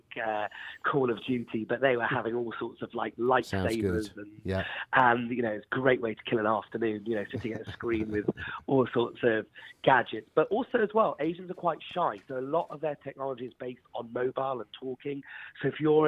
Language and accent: English; Wales, United Kingdom; I'm actually Welsh